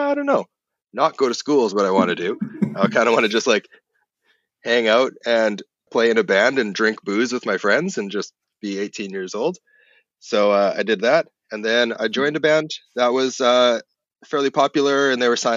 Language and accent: English; Kelowna, British Columbia, Canada; West coast of Canada, a place called Kelowna.